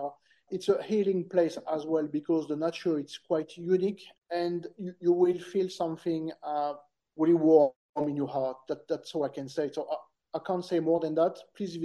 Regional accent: Lorraine, Vosges, Grand Est, France; moved away as an adult; also born or lived in New Caledonia; now in Australia; So northeast of France, Lorraine, Vosges, not far from the German border.

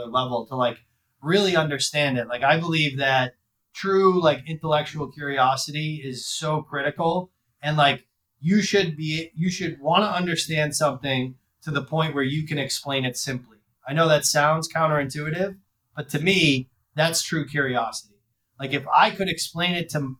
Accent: Worcester, Massachusetts, United States; I grew up in the Worcester, Massachusetts area. So like going to play at my hometown Division I school

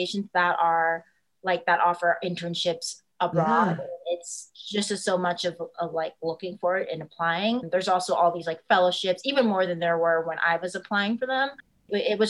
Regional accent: Texas, United States; I'm from Texas

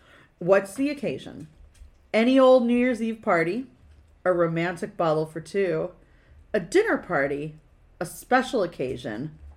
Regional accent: California, United States; One, I'm from California, so why would I drink wine from anywhere else?

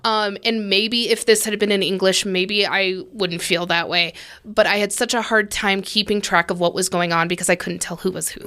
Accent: United States; I'm American

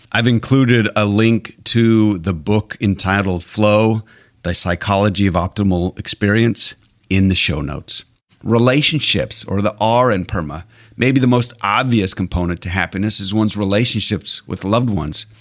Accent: Alberta, Canada; now in United States; I was born and raised in Alberta, Canada

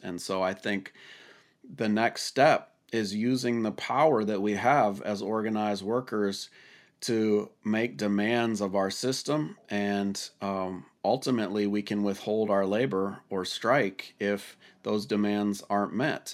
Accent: Washington, United States; my home state of Washington

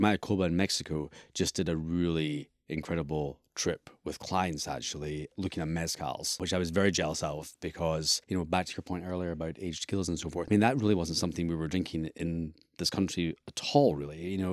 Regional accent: Scotland, United Kingdom; being a Scot myself

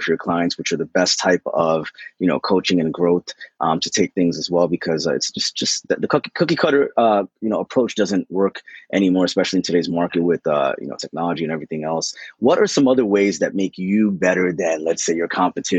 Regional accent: New Jersey, United States; We're all East Coasters. I'm from New Jersey.

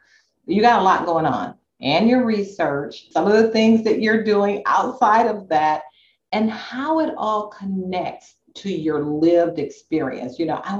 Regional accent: Inglewood, California, United States; I grew up in Inglewood. So I don't know if you know that about me, but I grew up in Inglewood.

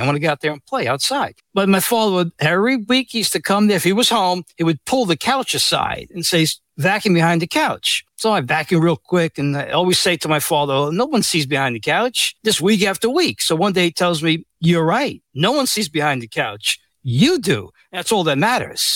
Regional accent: New York City, New York, United States; I was born and raised in the Bronx

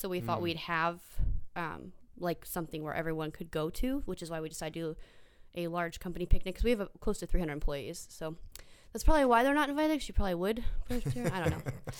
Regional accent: Simi Valley, California, United States; It's my hometown.

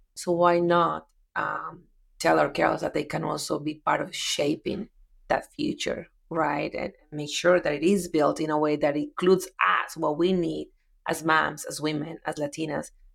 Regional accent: Medellín, Antioquia, Colombia; English is a second language; moved away as an adult; now in United States; moved to Medellin, my hometown

